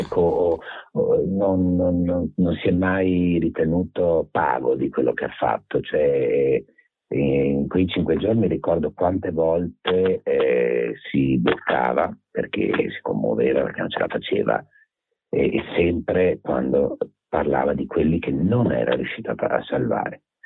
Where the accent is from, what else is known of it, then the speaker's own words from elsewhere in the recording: Venice, Veneto, Italy; io sono originario di Mestre, vicino a Venezia